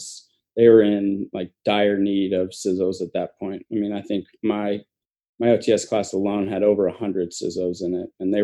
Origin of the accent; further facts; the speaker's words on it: Noblesville, Indiana, United States; moved away; So I'm from Noblesville, Indiana. It's a suburb of Indianapolis. I lived there and grew up there my whole life